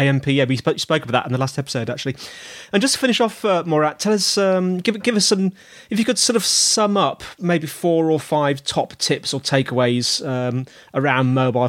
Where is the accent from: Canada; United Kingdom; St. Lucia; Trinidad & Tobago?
United Kingdom; I'm British